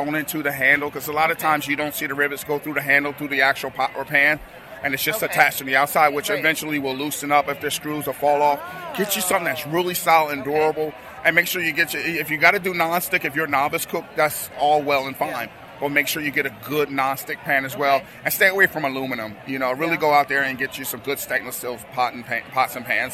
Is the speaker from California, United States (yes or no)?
no; Camden, New Jersey, United States; I'm coming from Camden